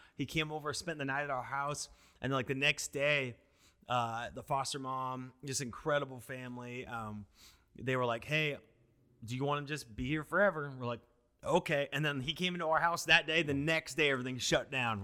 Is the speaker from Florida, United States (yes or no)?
no; Washington, United States; moved away as an adult; now in Tempe, United States; growing up in Washington, my family always grew food.